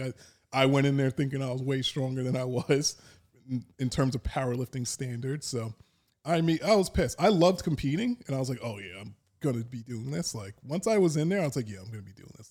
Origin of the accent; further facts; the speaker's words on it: Dix Hills, New York, United States; where I was in Long Island, I grew up in Dix Hills